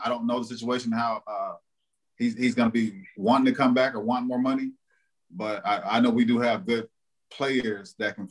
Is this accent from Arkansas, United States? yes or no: yes; Texarkana, Arkansas, United States; also born or lived in Mississippi; I grew up in Arkansas, like Texarkana